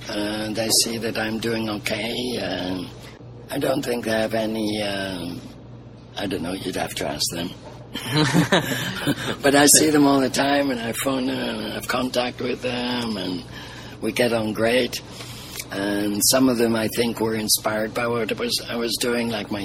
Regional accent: Liverpool, North West England, United Kingdom; So they ended up in England, and I was born in Liverpool. I'm a Scousie.

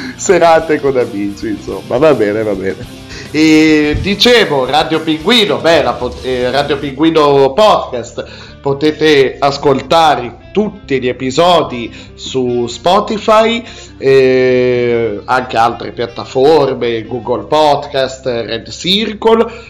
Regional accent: Piedmont, Italy; anch'io sono piemontese

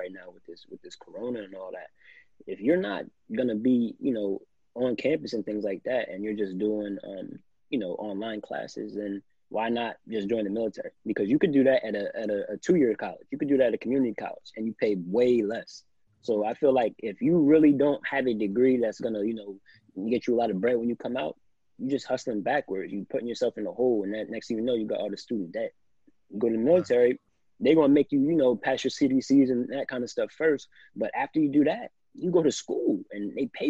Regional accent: New Jersey, United States; moved away; I'm just a kid from Lake Valley. I'm a kid from South Jersey

